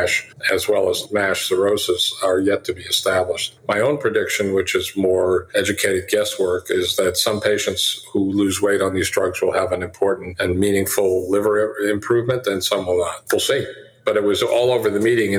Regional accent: United States

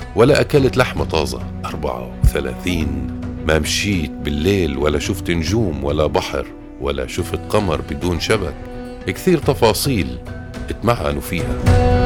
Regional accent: Palestine; بيننا كفلسطينيين

